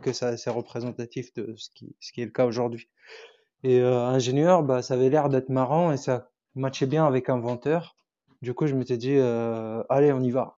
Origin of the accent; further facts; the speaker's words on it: Tunisia; first language Arabic; French is a second language; j'ai grandi en Tunisie du coup. Donc ma langue maternelle c'est l'arabe